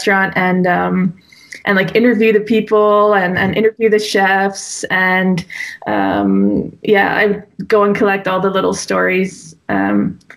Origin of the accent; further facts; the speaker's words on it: Damme, Flanders, Belgium; first language English; also born or lived in Bruges; now in Ghent, Belgium; I grew up in Damme, which is about 45 minutes from here, and always went to school in Bruges